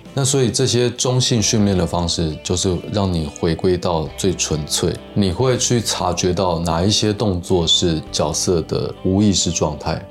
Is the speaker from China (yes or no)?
no; Taiwan; 只有我一个台湾人